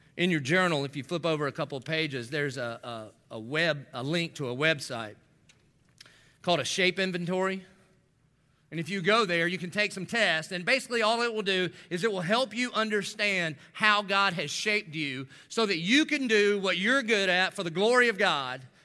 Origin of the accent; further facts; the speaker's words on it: the South, United States; I didn't grow up in church, but I grew up in the South. So, like, every good Southern boy